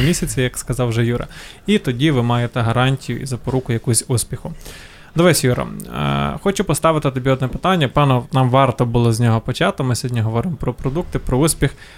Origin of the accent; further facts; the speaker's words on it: Ukraine; в нас в Україні